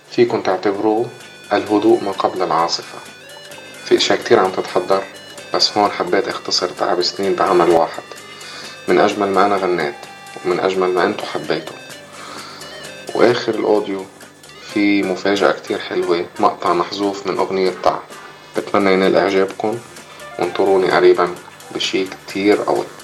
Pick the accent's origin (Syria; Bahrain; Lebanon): Lebanon; آه، من لبنان … عندي مسرحية رح تبلش بعد أربعة أيام